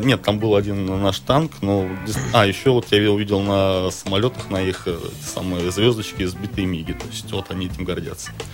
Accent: Russia; мы из России

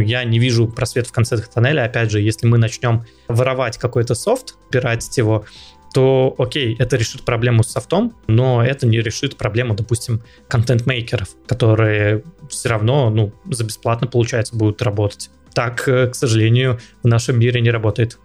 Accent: Russia; я из России

